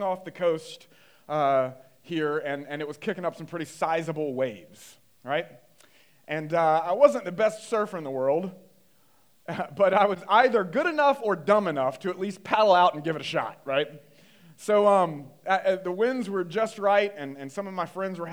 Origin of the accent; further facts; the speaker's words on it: North Carolina, United States; I grew up in North Carolina, kind of Bible Belt area